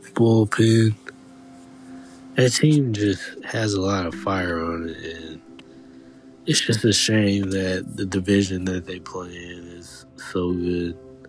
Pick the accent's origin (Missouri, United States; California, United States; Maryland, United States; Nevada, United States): Missouri, United States; St. Louis; born and raised. I grew up in St. Louis, Missouri